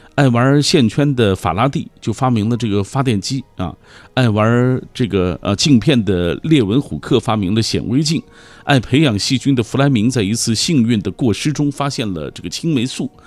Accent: Xinjiang, China; 新疆人说，北京话尤其是二话不太利落

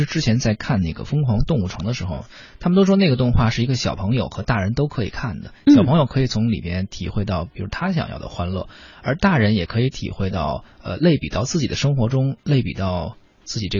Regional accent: China; 也能够来反映说我们中国人的一种。对于生命哲学的一种理解吧

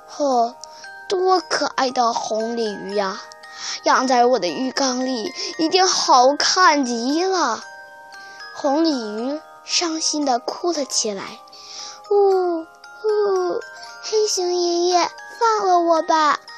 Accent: Shenyang, Liaoning, China; 我来自辽宁省沈阳市

